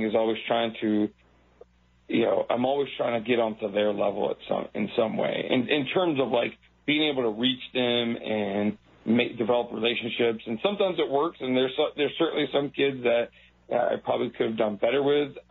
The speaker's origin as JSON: {"language": "English", "town": "Buffalo", "region": "New York", "country": "United States", "tie": "born or raised there", "said": "I'm from Buffalo, New York"}